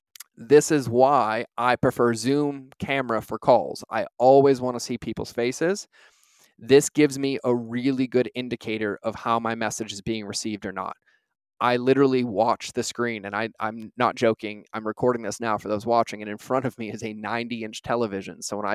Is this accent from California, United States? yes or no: no; Boston, Massachusetts, United States; also born or lived in New York; I grew up driving around Boston and New York.